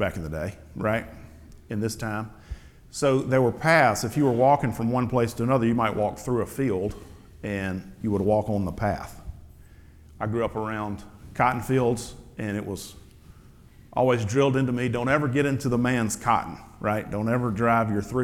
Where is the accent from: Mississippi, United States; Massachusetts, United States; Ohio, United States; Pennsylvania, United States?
Mississippi, United States; the Delta; also born or lived in Alpine Camp; where I grew up in the Delta.